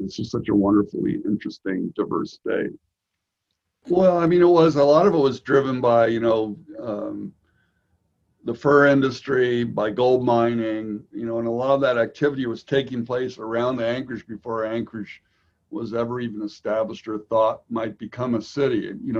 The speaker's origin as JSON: {"language": "English", "region": "Vienna", "country": "Austria", "tie": "born or raised there", "also_born_or_lived": "United States", "moved": "yes", "lives_now": "Alaska, United States", "said": "I was a United Nations brat, so I grew up actually in Vienna, Austria, although I was born in the United States. So I moved around for a while"}